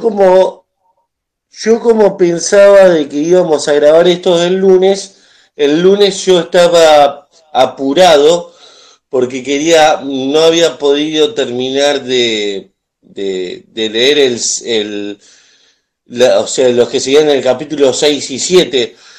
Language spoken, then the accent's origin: Spanish; Argentina; soy de Argentina